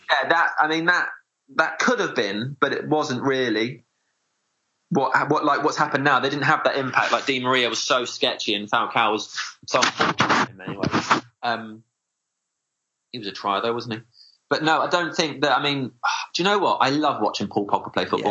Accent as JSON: {"language": "English", "area": "South East Kent", "region": "South East England", "country": "United Kingdom", "tie": "born or raised there", "said": "I grew up in South East Kent"}